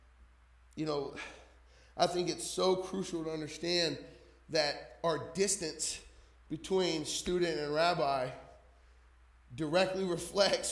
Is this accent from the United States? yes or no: yes; New Jersey, United States; moved away; I'm from Jersey